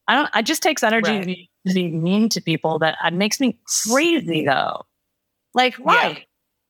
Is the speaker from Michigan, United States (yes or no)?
yes; Detroit, Michigan, United States; I'm from Detroit